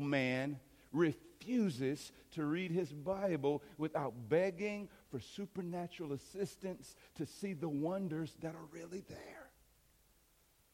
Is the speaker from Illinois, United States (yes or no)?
yes; East St. Louis, Illinois, United States; growing up in East St. Louis